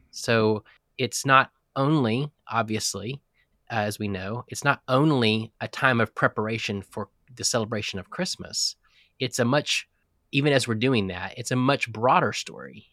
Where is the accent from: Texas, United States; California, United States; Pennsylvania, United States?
Texas, United States; I'm a Texan. I was born in Texas into a pastor's family.